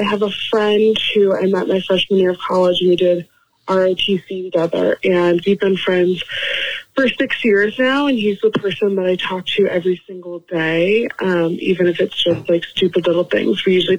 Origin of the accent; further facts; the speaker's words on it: Boston, Massachusetts, United States; moved away as an adult; now in Idaho, United States; We're both from Boston.